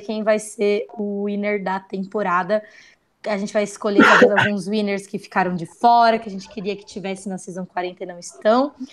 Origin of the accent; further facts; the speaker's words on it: Brazil; eu não sou lida como brasileira fora do Brasil